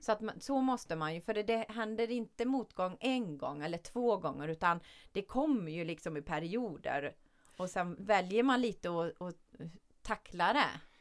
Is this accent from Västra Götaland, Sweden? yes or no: yes; Källby, Västra Götaland, Sweden; vi var tre tjejer från Källby då, där jag kommer